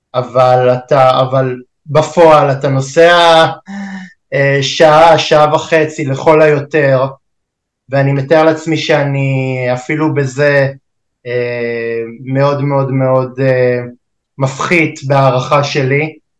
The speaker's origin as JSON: {"language": "Hebrew", "country": "Israel", "said": "אנחנו בכלל כישראלים"}